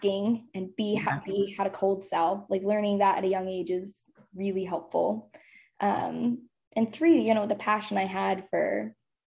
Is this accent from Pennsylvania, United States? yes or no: yes; Lancaster, Pennsylvania, United States; moved away as an adult; also born or lived in San Francisco; I'm originally from Lancaster, Pennsylvania